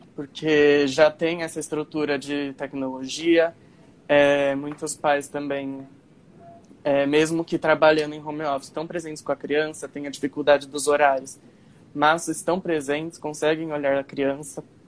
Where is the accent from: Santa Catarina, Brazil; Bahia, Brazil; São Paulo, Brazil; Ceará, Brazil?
São Paulo, Brazil; Guarulhos; eu sou de Guarulhos, então Aí já fica mais fácil também com a minha escola antiga